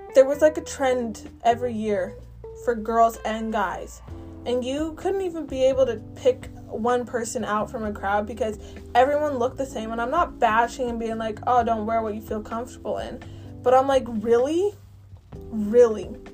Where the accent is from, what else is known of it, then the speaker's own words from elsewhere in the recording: Canada; I'm from Canada.